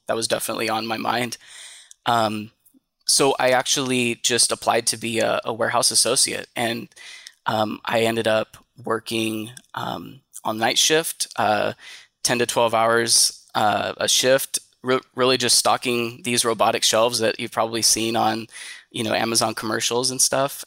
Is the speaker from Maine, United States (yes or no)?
no; Tracy, California, United States; I'm from Tracy, California, which is, um, about an hour, hour and a half, um, east of the Bay Area.